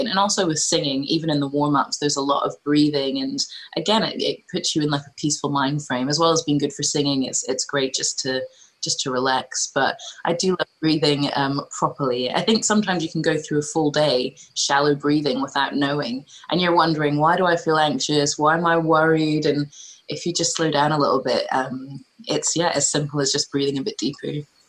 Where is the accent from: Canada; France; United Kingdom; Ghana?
United Kingdom; Scotland; I was growing up in Scotland